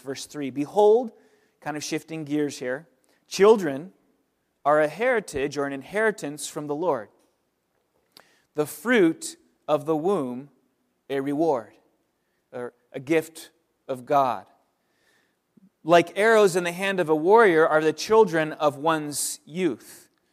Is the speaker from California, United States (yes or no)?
yes; California, United States; also born or lived in Pennsylvania; now in Oakland, United States; we're from California originally